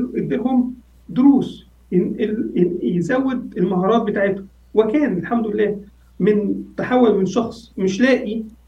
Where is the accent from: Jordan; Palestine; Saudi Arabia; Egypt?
Egypt; عندنا في مصر